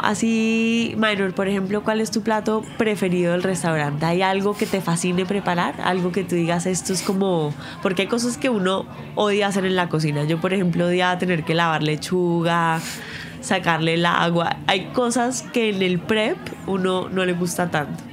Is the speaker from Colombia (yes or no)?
yes; Colombia; en Colombia nosotros decimos la, el maíz